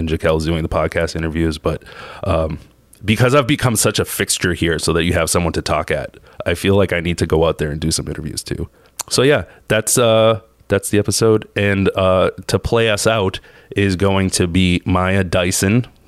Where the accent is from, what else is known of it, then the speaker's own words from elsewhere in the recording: Boston, Massachusetts, United States; I'm from South Boston